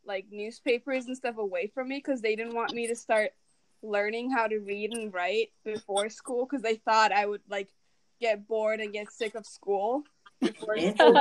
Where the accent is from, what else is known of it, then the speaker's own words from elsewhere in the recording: Turkey; first language Turkish; English is a second language; now in United States; I was born in Turkey